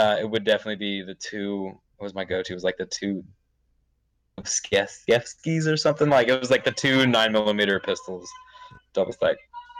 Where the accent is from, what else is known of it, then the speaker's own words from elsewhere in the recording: Southern California, United States; I was born and raised in Southern California